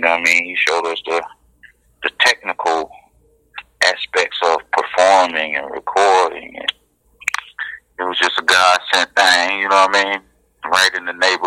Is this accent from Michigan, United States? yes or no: yes; Detroit, Michigan, United States; We grew up in Paul Robeson, Diggs, down there by the Brewster Projects.